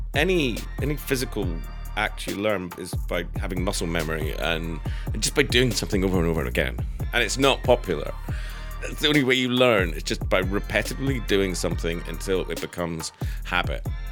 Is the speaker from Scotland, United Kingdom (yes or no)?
yes; Edinburgh, Scotland, United Kingdom; moved away as an adult; also born or lived in Manchester; I grew up in Edinburgh